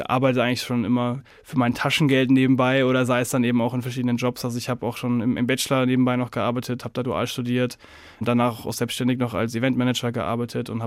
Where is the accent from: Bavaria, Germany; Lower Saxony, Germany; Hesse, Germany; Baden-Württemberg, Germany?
Bavaria, Germany; Nuremberg; born there; Ich komme gebürtig aus Nürnberg, habe da eben viel miterlebt und habe da auch schon sehr viel in Kulturzentren gearbeitet